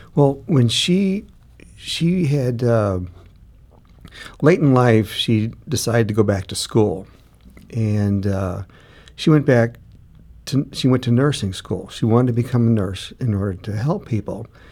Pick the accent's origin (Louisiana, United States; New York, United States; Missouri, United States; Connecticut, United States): Missouri, United States; St. Louis; we both grew up in, uh, in North County